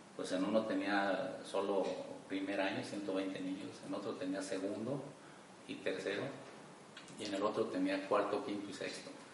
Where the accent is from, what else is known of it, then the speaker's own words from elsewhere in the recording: Cuquío, Jalisco, Mexico; yo nací en Kio Jalisco. Yo soy hijo de campesinos.